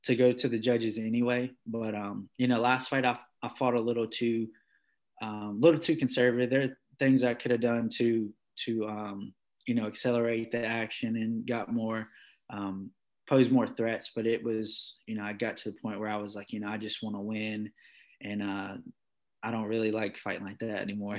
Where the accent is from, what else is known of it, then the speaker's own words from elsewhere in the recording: Martinsville, Virginia, United States; also born or lived in North Carolina; I was from Virginia or Martinsville